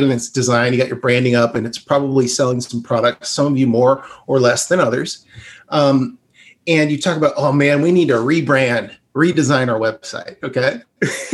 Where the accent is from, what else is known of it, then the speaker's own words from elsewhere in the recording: Bend, Oregon, United States; I grew up in Bend.